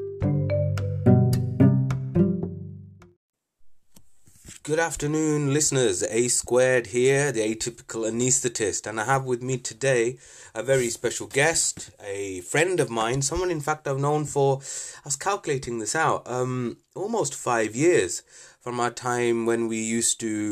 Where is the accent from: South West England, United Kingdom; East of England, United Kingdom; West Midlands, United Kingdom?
West Midlands, United Kingdom; Birmingham; also born or lived in Wales; I was born in Wales, but I spent most of that formative period in the Midlands. And so I'm always thought of myself as a Brummie.